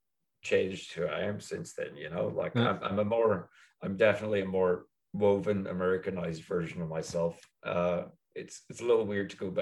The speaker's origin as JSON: {"language": "English", "region": "Midlands", "country": "Ireland", "tie": "born or raised there", "said": "So I mean, I like my hometown well enough. I know I'll keep making jokes about it, yeah. But it's a weird place to be. It's absolutely a weird place to be. Like any smallish town in the middle of Ireland"}